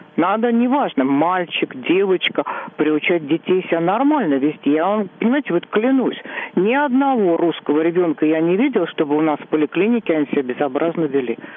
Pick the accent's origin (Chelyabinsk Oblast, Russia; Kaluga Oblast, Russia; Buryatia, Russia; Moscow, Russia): Moscow, Russia; я сверхкоренная москвичка